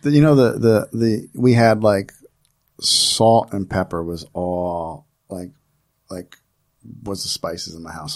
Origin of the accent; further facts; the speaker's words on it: New Jersey, United States; I grew up in New Jersey.